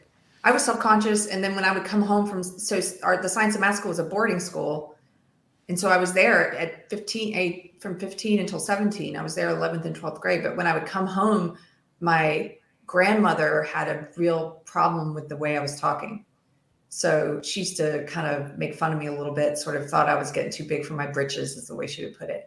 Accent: South Carolina, United States; accent: Southern; So I actually really like Southern accents. And long story short, like it'll come out from time to time. When I used to drink, it would come out when I drank. Now it comes out if I get angry or just certain words. Like in South Carolina, we don't pronounce the TH

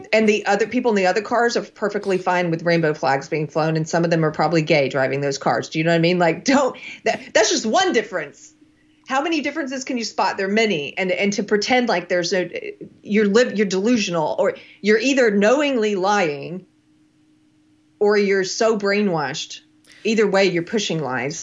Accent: South Carolina, United States; moved away; also born or lived in California; I'm from South Carolina

